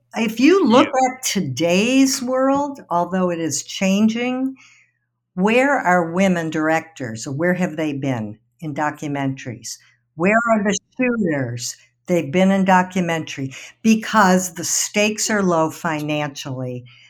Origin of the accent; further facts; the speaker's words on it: Detroit, Michigan, United States; moved away as an adult; also born or lived in Ann Arbor / New York; I grew up in Detroit